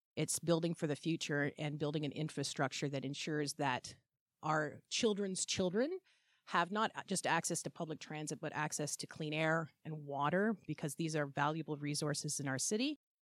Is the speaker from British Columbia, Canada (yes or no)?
no; Iqaluit, Nunavut, Canada; now in Hamilton, Canada; I was originally from Frobisher Bay, Baffin Island, Northwest Territories, which is now E. Callawit, Baffin Island, Nunavut